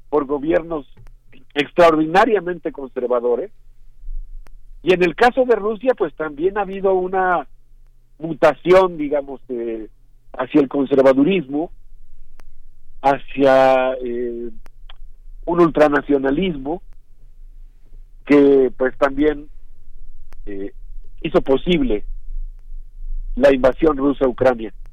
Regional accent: Mexico; yo creo que nosotros como sociedad mexicana, como universidad, pues tenemos conexiones con muchos de los países

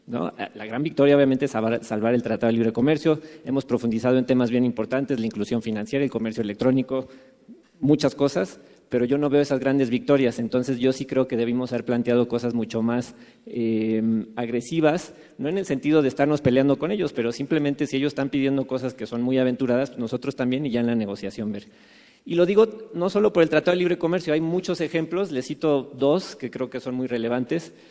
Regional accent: Mexico; no soy el único mexicano

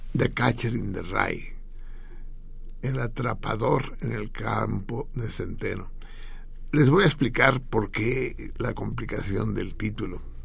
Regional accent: Mexico; como mexicanos

